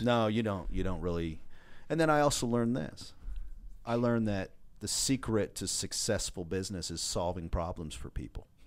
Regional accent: Washington, United States; grew up in the great, uh, state of Washington

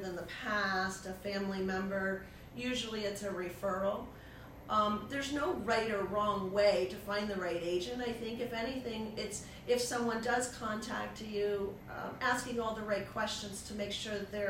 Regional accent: Vermont, United States; now in Connecticut, United States; I'm originally from Vermont

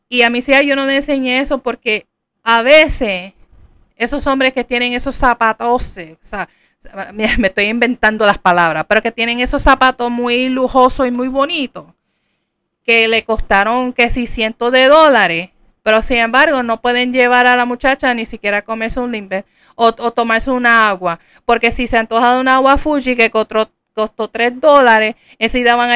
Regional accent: Puerto Rico; yo soy puertorriqueña, en Puerto Rico, bougie significa come mierda.

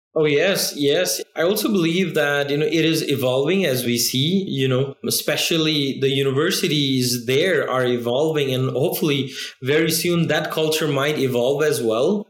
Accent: Nepal; moved away as an adult; also born or lived in China; I'm from Nepal

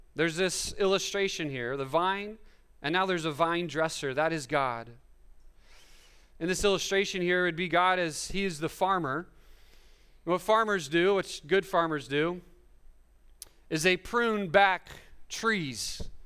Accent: Fresno, California, United States; I'm from Fresno, which is the Central Valley

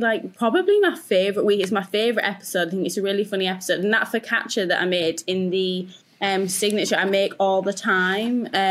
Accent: Yorkshire and the Humber, United Kingdom; I'm from Yorkshire

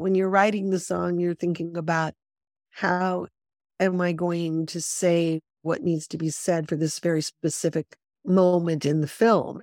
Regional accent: Los Angeles, California, United States; I grew up in Hollywood

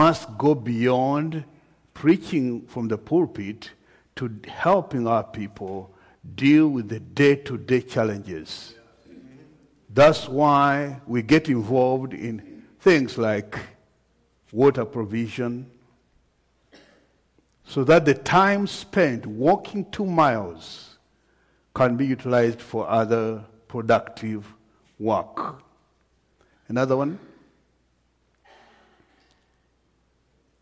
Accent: Uganda; from Uganda, Africa

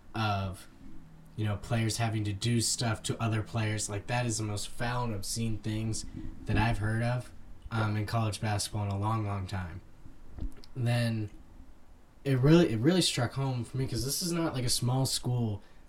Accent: Ohio, United States; growing up in Ohio, being around Miami, Ohio, and Bowling Green

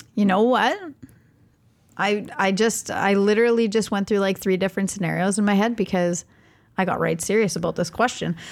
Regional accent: Canada; I am Canadian

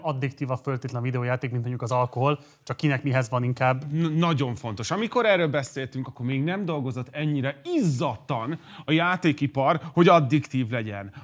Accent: Hungary; magyar vagyok

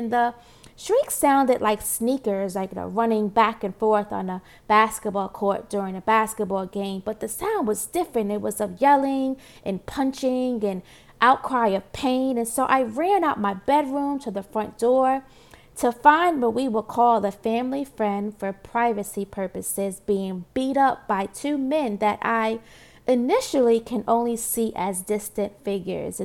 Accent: New York City, New York, United States; Born and raised in Brooklyn, New York, Marcy Projects

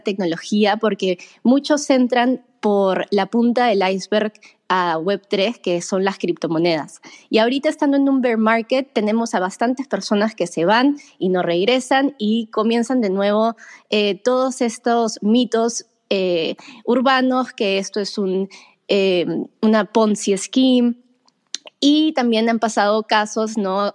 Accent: Peru; los dos somos peruanos

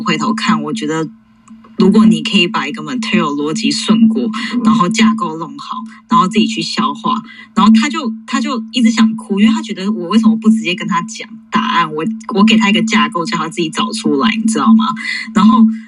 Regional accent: New York, United States; moved away; 我其实的背景其实我就是在纽约长大

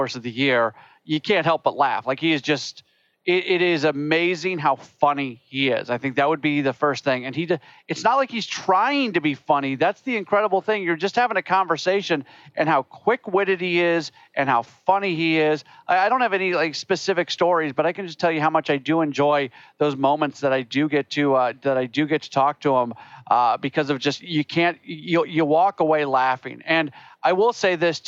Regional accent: St. Louis, Missouri, United States; moved away; I grew up in St. Louis

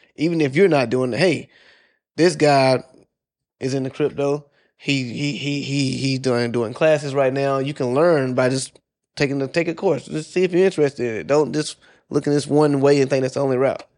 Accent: South Carolina, United States; moved away as an adult; also born or lived in Georgia / Washington, D.C.; I'm originally from South Carolina, and this is after I got the military. So, I joined the military. I was living in Georgia. I moved to D C

